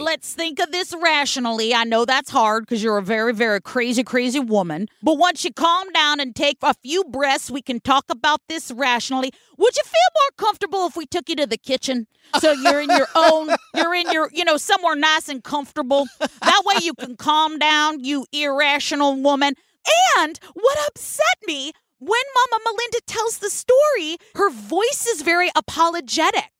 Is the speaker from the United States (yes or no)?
yes; California, United States; from the West Coast in California where we say all the letters in the words